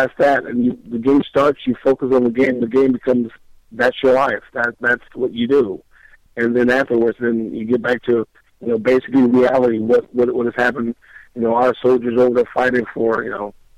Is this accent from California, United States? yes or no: yes; Southern California, United States; I was raised in Southern California